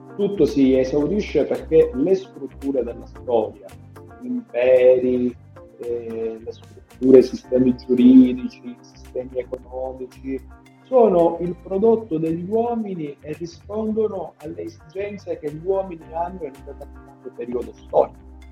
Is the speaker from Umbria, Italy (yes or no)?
no; Sicily, Italy; io da siciliano